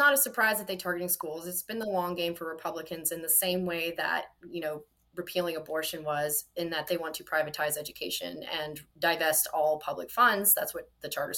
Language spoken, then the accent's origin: English; Mississippi, United States; I was raised in Mississippi's public school system